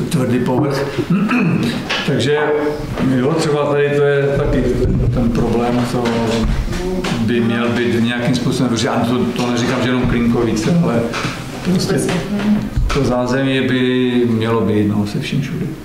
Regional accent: Czechia; Já jsem z Kvinkovic, bydlím tam teď pořád

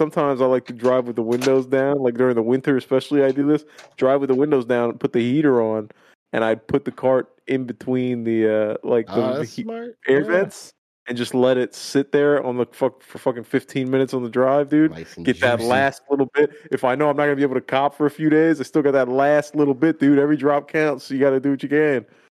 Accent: Miami, Florida, United States; I'm just used to better shit. You know, I'm from Miami.

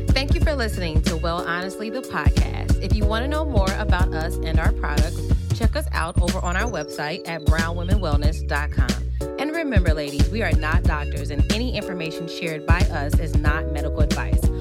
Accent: Midwest, United States; it's pop, by the way, it's not soda, like, we are from the Midwest, okay? We say pop around these streets

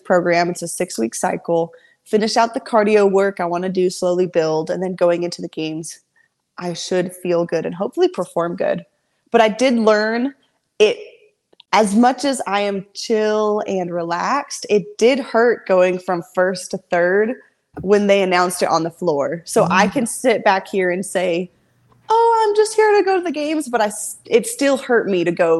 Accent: Texas, United States; I'm from Texas

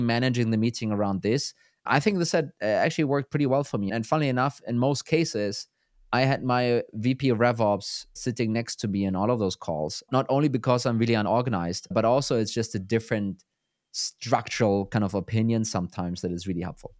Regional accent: Germany; I'm from Germany.

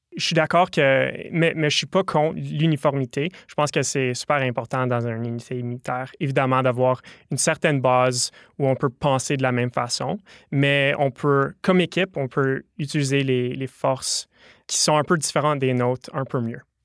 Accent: Ottawa, Ontario, Canada; je viens d'Ottawa

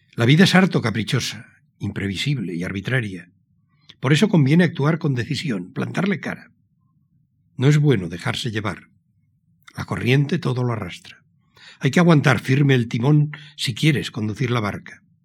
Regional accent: Pamplona, Navarre, Spain; born or raised there; also born or lived in San Sebastián

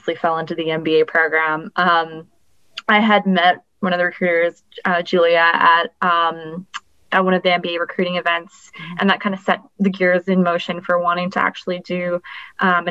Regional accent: Vancouver, British Columbia, Canada; I grew up in Vancouver, British Columbia

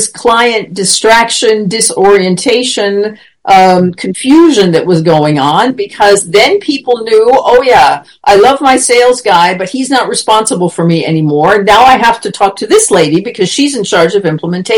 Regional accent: United States; moved away as an adult; now in Germany; I was American or that I was coming from Germany

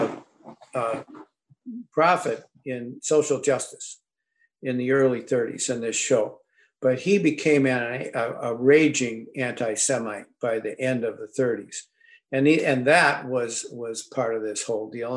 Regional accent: St. Paul, Minnesota, United States; We grew up in St. Paul, and our Catholic faith was important to us.

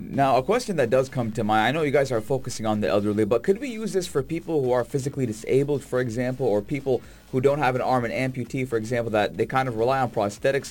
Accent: Sharjah, United Arab Emirates; as someone who was born and raised in Sharjah

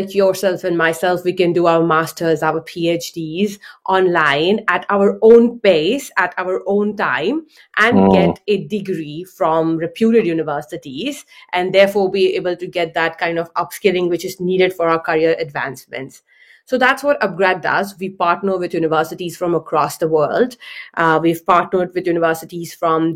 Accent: India; I grew up in India

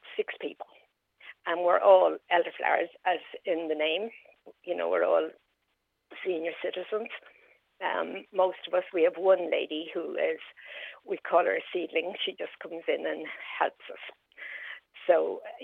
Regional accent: Dublin, Leinster, Ireland; moved away as an adult; now in Carlow, Ireland; I am not originally from Carlow. I'm from Dublin.

